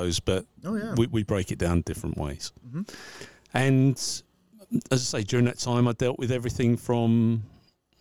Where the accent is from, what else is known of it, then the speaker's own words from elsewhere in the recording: Braintree, East of England, United Kingdom; I'm from Braintree in Essex, United Kingdom.